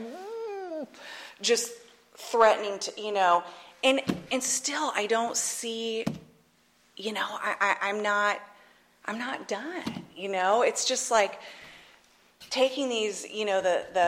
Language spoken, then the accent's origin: English; Northern California, United States; moved away as an adult; also born or lived in Atchison, Kansas; I grew up in Northern California.